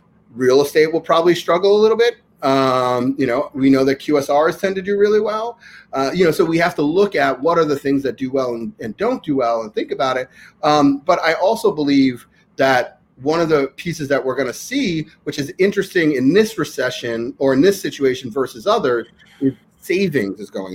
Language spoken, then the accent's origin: English; New York, United States; I'm born and raised in New York